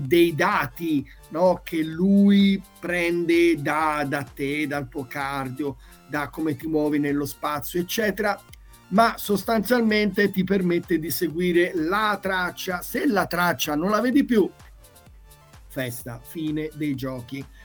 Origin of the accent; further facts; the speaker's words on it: Tuscany, Italy; qui in Toscana, ecco, perché sono toscano